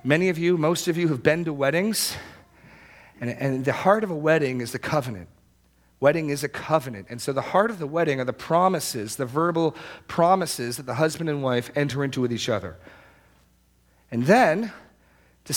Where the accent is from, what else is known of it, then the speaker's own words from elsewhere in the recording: New England, United States; I grew up in New England